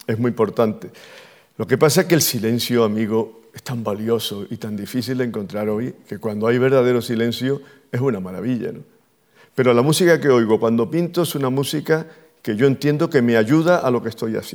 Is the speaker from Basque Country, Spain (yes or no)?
no; Andalusia, Spain; pues soy andaluz